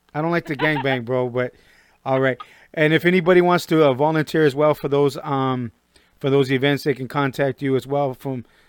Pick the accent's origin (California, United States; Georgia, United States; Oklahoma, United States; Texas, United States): California, United States; Norwalk; I'm from the Compton side of Norwalk.